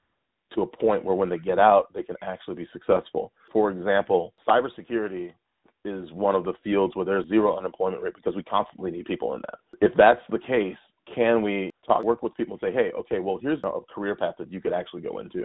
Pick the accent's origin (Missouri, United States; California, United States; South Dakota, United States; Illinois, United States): Illinois, United States; Chicago; now in Santa Cruz, United States; I grew up in Chicago